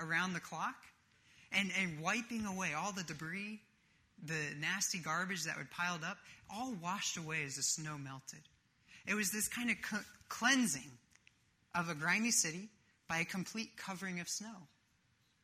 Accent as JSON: {"language": "English", "region": "Northeast", "country": "United States", "tie": "born or raised there", "moved": "yes", "said": "I grew up in the Northeast"}